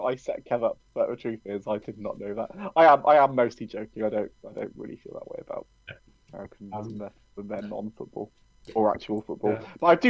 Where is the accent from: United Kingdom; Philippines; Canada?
United Kingdom; England; we're English.